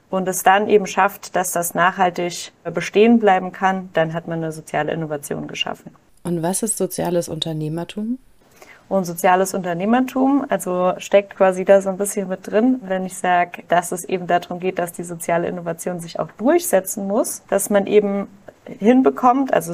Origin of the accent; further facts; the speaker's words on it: Kaiserslautern, Rhineland-Palatinate, Germany; Ich komme aus Kaiserslautern